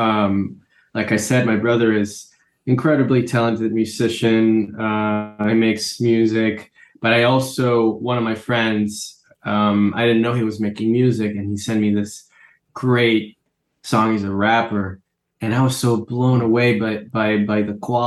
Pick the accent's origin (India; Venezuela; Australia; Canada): Venezuela; Caracas, Capital District; moved away as an adult; now in New York, United States; Most of my friends also were living in Caracas, in my hometown